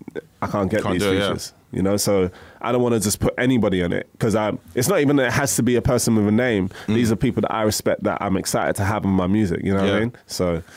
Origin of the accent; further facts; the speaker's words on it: London, United Kingdom; Even though I'm from Woolwich, shout out big time, Southeast.